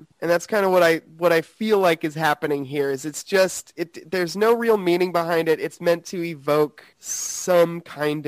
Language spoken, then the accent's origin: English; Broken Arrow, Oklahoma, United States; I grew up in Broken Arrow